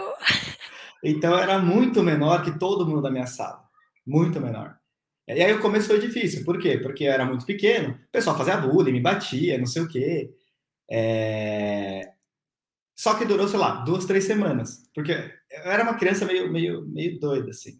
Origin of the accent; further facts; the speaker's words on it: São Paulo, Brazil; nasci em São Paulo, é, em 91, tenho 30 anos